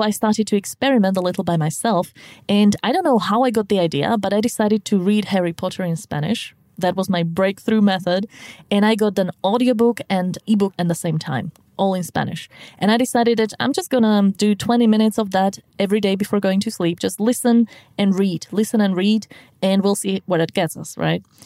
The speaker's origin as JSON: {"language": "English", "country": "Slovakia", "second_language": "English"}